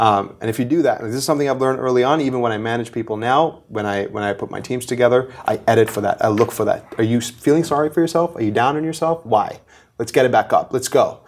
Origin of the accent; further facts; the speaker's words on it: Mumbai, Maharashtra, India; born and raised in Bombay, in India